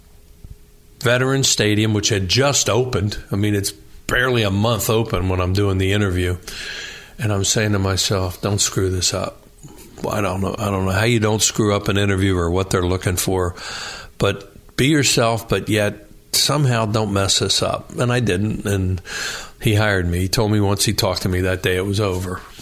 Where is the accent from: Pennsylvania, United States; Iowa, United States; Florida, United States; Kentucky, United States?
Pennsylvania, United States; Newtown Square; I grew up in Newtown Square in Delaware County